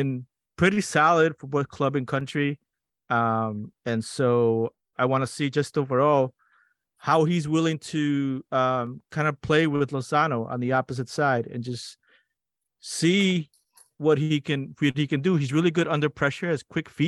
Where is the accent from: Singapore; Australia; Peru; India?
Peru; moved away; in my growing up in Peru